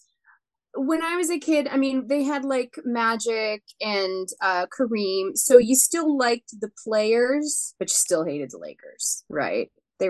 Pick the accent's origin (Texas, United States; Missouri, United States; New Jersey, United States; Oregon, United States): Oregon, United States; I am from Oregon, and I was born in 79